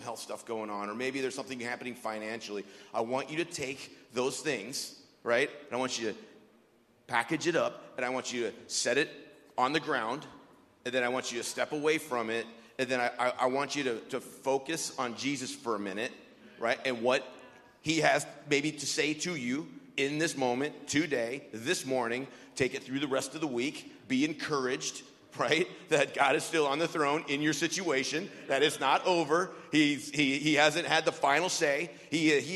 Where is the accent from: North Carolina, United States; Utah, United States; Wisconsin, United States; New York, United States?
Wisconsin, United States; also born or lived in East St. Louis, Illinois / Cuba, Missouri; I'm from Wisconsin.